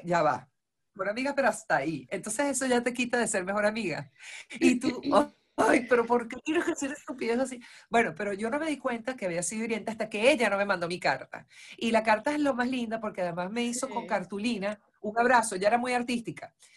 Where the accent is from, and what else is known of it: Venezuela; moved away as an adult; now in Argentina